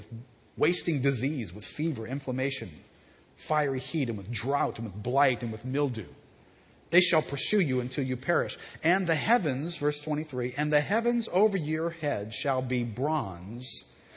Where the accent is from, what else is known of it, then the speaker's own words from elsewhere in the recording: Southeast Louisiana, United States; I'm from Southeast Louisiana